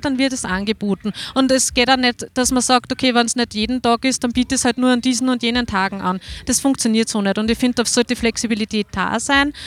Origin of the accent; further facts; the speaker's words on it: Waldviertel, Lower Austria, Austria; Ich bin aus dem Waldviertel